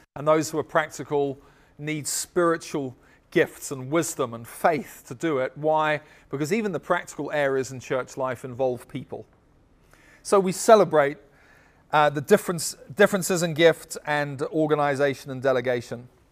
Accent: United States; everybody in our church would be American in the sense that we're all from America

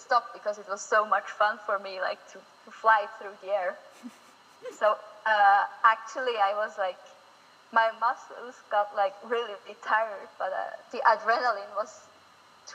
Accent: Switzerland; I come from Switzerland

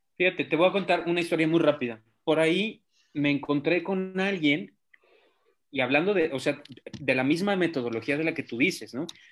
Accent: Guadalajara, Jalisco, Mexico; soy tapatío

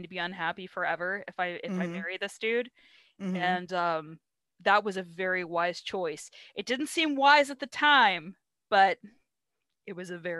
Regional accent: California, United States; now in San Antonio, United States

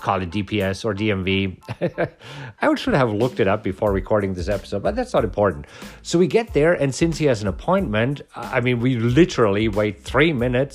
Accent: Germany; now in United States; I am from Germany. I did not grow up here.

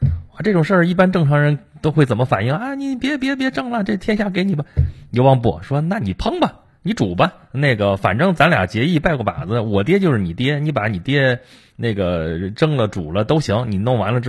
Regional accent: China; 我们中国人的这个文化当中，其实是经常崇拜那种失败了的英雄。

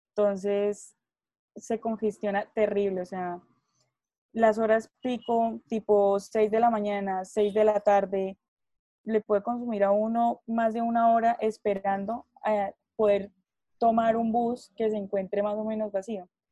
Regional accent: Huila, Colombia; los departamentos del Huila, que es pues de donde yo soy

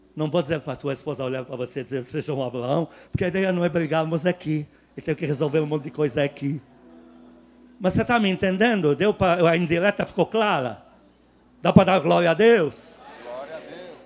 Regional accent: Lebanon; now in Brazil

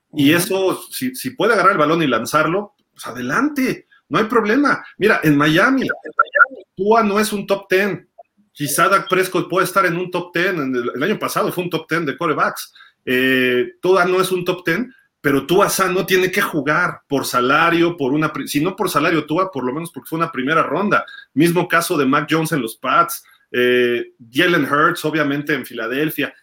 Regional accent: Mexico City, Mexico; mi papá nació en Tamaulipas, mi mamá en Jalisco, y pues yo sí soy chilango

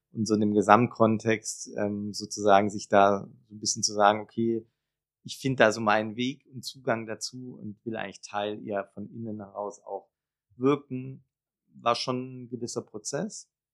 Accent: Backnang, Baden-Württemberg, Germany; moved away as an adult; also born or lived in Bietigheim-Bissingen / Konstanz / Freiburg / Jerusalem; now in Berlin, Germany; Ich bin geboren in Bietigheim-Bissingen. Das ist eine relativ kleine Stadt in der Nähe von Stuttgart. Mhm. Und groß geworden bin ich in Backnang

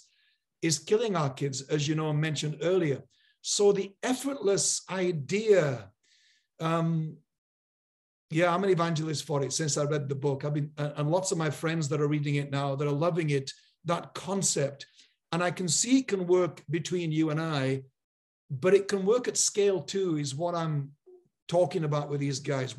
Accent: Yorkshire and the Humber, United Kingdom; I grew up in Yorkshire in a real community

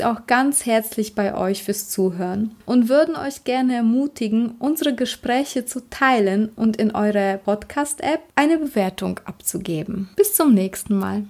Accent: Poland; moved away; meine alte Heimat Polen

